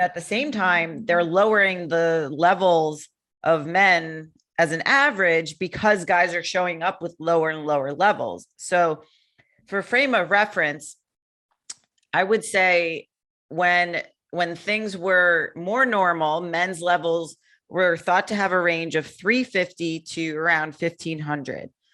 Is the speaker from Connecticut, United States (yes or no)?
yes; Connecticut, United States; moved away as an adult; now in Florida, United States; I'm from Connecticut originally